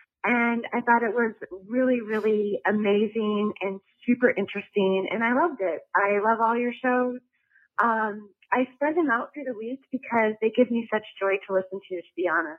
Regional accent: Illinois, United States; I'm from Illinois

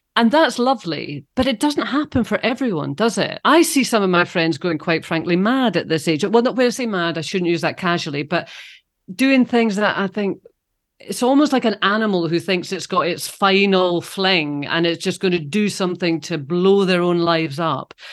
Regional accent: Scotland, United Kingdom; also born or lived in London; When I'm home, I'm in Scotland and I'm being Scottish.

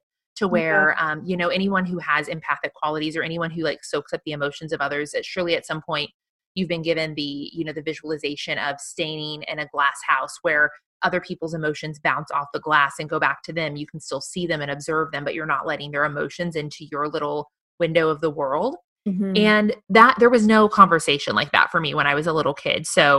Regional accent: Midwest, United States; a young girl growing up in the Midwest, that there was no word for that.

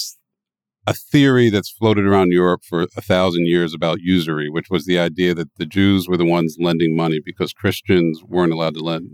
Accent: Philadelphia, Pennsylvania, United States; now in New York City, United States; I live in New York City. I grew up in Philadelphia.

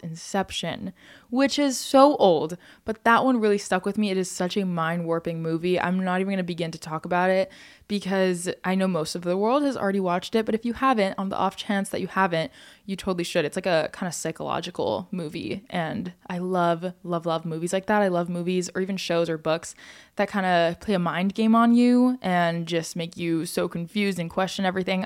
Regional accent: United States; as an American

